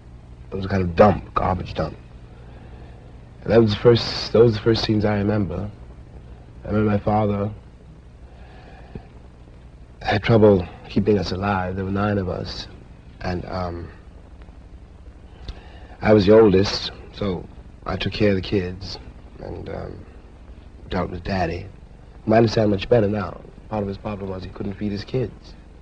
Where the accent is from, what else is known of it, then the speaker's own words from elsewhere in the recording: New York City, New York, United States; I was born in Harlem, Harlem Hospital, you know, and we grew up, first house I remember was on Park Avenue